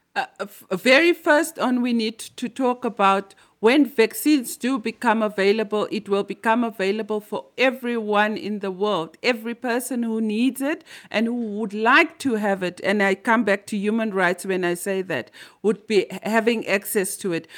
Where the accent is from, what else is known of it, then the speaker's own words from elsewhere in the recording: Limpopo, South Africa; I'm from Limpopo and we are known as the magic province.